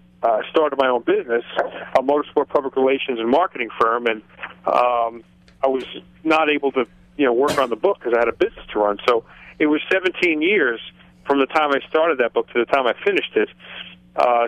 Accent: Long Island, New York, United States; moved away; I grew up on Long Island

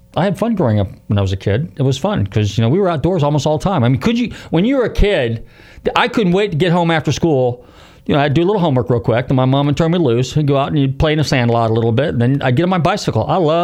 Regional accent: San Rafael, California, United States; now in Florida, United States; I'm from Marin County

